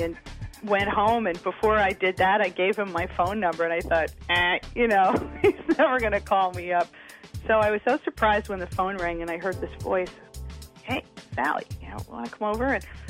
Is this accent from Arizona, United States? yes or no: no; New York, United States; Long Island. You know, I graduated from college, and I sold my horse, and I moved into this really scary neighborhood